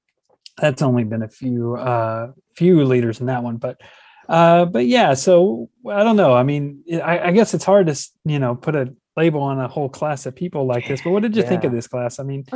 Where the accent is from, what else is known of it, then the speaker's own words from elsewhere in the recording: Bardstown, Kentucky, United States; I'm from Bardstown, which is the bourbon capital of the world.